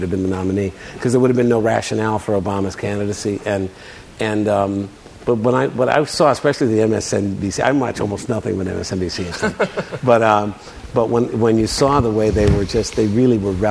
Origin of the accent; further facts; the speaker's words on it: Joliet, Illinois, United States; I grew up in Illinois